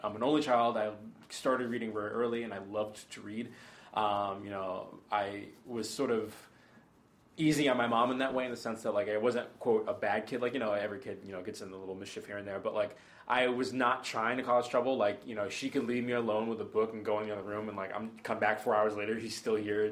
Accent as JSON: {"language": "English", "town": "Stoughton", "region": "Massachusetts", "country": "United States", "tie": "born or raised there", "also_born_or_lived": "Boston", "said": "I was born in Boston, and then I grew up in a suburb of Boston called Stoughton."}